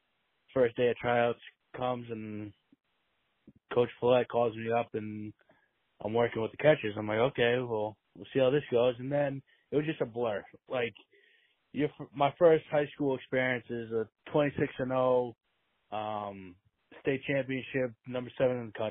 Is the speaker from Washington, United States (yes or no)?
no; Plymouth, Massachusetts, United States; we grew up in Plymouth. Plymouth, we like to call it baseball town